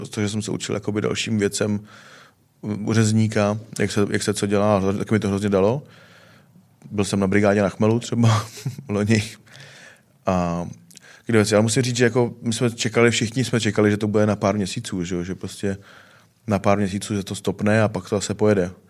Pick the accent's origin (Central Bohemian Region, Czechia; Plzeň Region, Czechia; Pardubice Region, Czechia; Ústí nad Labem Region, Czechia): Ústí nad Labem Region, Czechia; Litoměřice; also born or lived in Most; now in Hradec Králové, Czech Republic; já jsem se narodil v Litoměřicích.